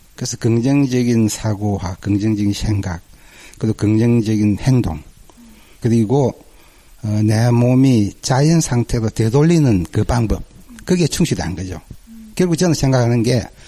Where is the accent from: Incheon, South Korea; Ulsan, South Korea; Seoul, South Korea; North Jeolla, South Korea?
Ulsan, South Korea; 저는 그 울산에서 왔고요.